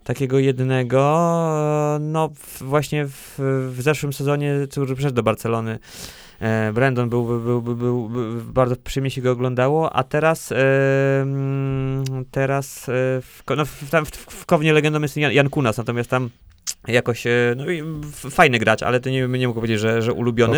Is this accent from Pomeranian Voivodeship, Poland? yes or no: yes; Lisewo Malborskie, Pomeranian Voivodeship, Poland; moved away as an adult; now in Bydgoszcz, Poland; tam pochodzę, pochodzę właśnie z Lisewa Malborskiego